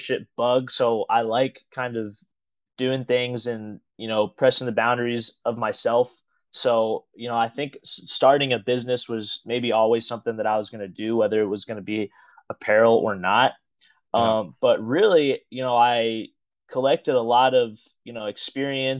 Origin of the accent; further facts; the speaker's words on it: Evansville, Indiana, United States; I grew up in Evansville, Indiana